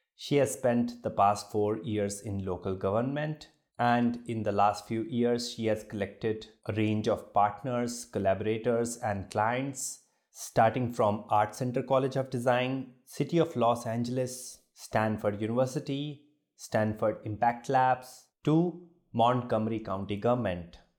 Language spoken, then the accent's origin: English; Jammu, Jammu and Kashmir, India; I'm from Jammu, and uh, for uh, people who are from smaller cities, a different kind of India we grew up